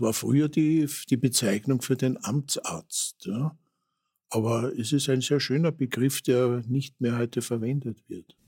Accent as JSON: {"language": "German", "region": "Vienna", "country": "Austria", "tie": "born or raised there", "said": "wir waren ja in Otterkring daheim"}